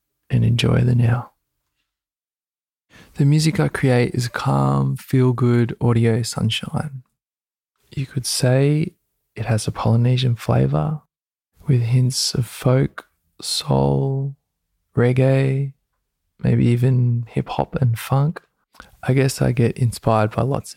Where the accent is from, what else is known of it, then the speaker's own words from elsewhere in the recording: Gold Coast, Queensland, Australia; moved away as an adult; now in Byron Bay, Australia; I was brought up on the Gold Coast in Queensland, Australia by my Australian father and my Samoan mother